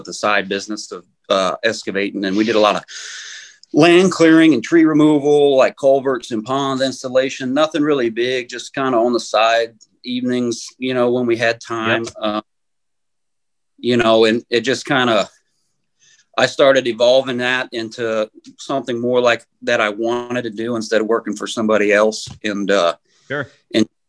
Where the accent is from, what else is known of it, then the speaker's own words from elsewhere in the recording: Aledo, Illinois, United States; I get to work for my hometown now